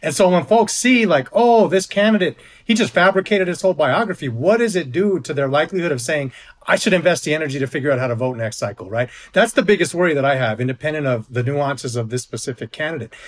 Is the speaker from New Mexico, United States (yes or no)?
yes; New Mexico, United States; my home state of New Mexico